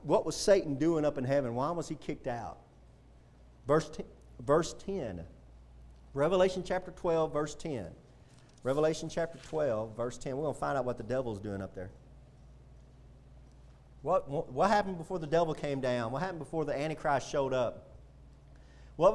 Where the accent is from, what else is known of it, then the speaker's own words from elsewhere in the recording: United States; being an American citizen